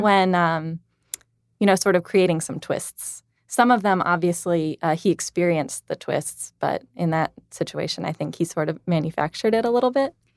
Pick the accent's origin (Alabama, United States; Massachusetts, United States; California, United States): Alabama, United States; Tuscaloosa; I'm from Tuscaloosa